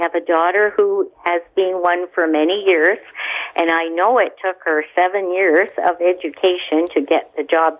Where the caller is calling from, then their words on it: Ontario, Canada; I'm from Roscoe, South York, Ontario.